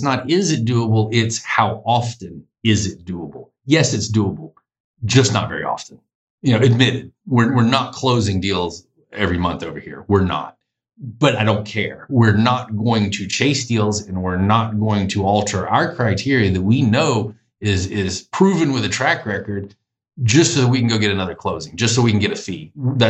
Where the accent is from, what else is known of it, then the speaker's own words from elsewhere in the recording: the South, United States; Now, being Southerner, that's what we call pencil whipping.